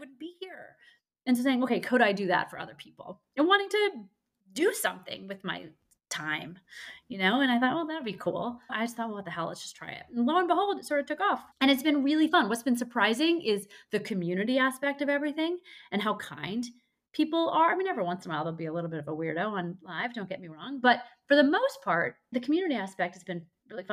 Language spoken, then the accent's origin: English; St. Louis, Missouri, United States; I'm from St. Louis, Missouri